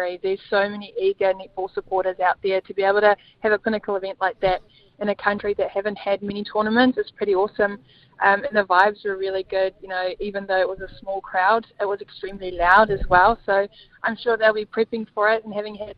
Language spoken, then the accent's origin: English; South Africa; now in New Zealand